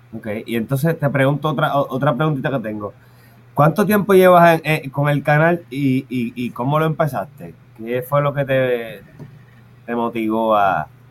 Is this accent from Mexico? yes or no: no; Puerto Rico; nosotros como puertorriqueños